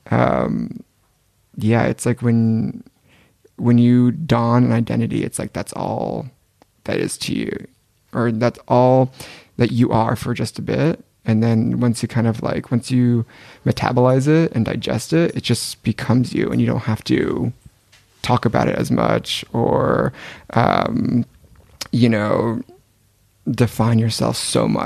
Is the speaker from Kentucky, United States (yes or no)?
no; Gilroy, California, United States; now in Paris, France; We grew up in Gilroy, California together.